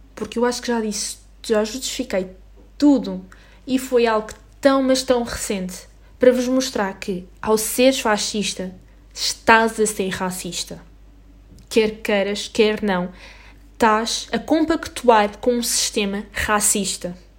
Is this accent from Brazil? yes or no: no; Portugal; nós somos portugueses e vivemos na Europa